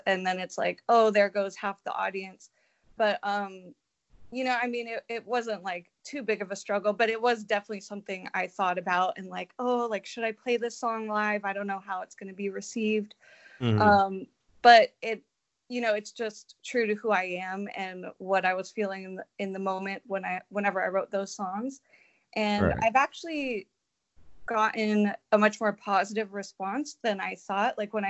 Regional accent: California, United States; No, I'm from California, but I'm just in Nashville a lot.

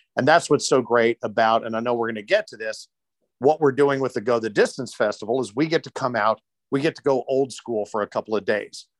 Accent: Louisville, Kentucky, United States; now in Cincinnati, United States; I was born in Louisville, but have worked in Cincinnati and lived in Cincinnati for more years than I lived in Louisville

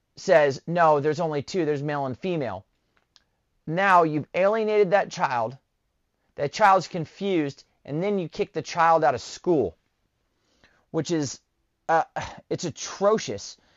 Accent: Southern California, United States; moved away as an adult; I'm originally from Southern California

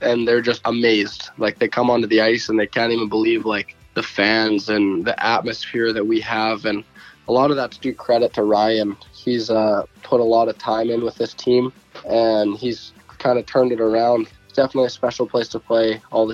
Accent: Red Deer, Alberta, Canada; I grew up in Red Deer, Alberta

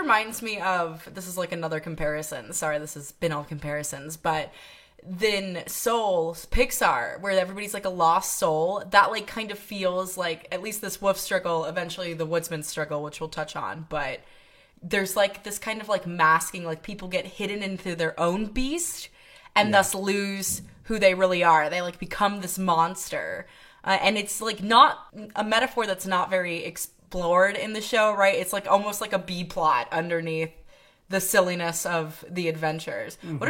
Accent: Iowa, United States; I'm from Iowa.

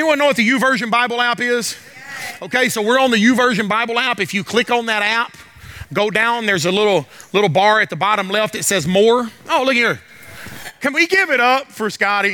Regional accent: the South, United States; I'm from the South.

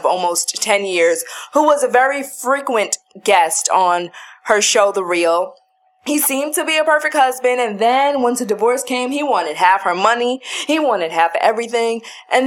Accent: New York City, New York, United States; I know Brooklyn, born and raised. I grew up and now live close to Brownsville. I grew up in Crown Heights.

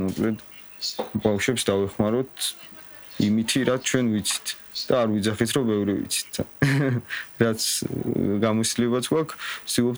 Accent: Tusheti, Kakheti, Georgia; მე რო თუში ვარ

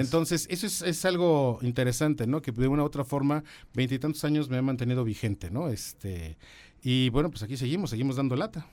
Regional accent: San Juan del Río, Querétaro, Mexico; moved away; also born or lived in Mexico City; yo viví en San Juan del Río toda mi infancia, bueno, buena parte de mi infancia

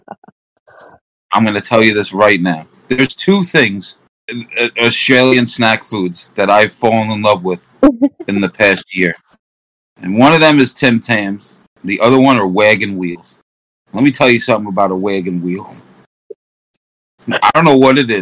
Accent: United States; we're American

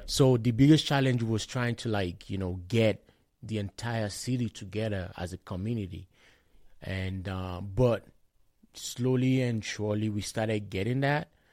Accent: Shagamu, Ogun State, Nigeria; moved away as an adult; now in Lethbridge, Canada; I hail from Shagam in Ogun State. I moved to, um, Canada, let's be precisely, in twenty twelve

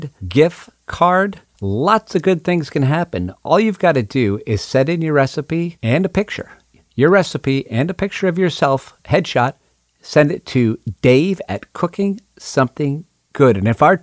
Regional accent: Pioneer Valley, Western Massachusetts, United States; I grew up in Western Massachusetts in the Pioneer Valley, and I grew up next town up from South Deerfield

